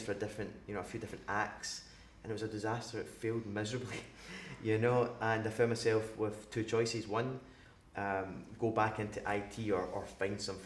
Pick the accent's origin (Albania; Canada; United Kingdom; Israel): United Kingdom; Glasgow, Scotland; growing up in Glasgow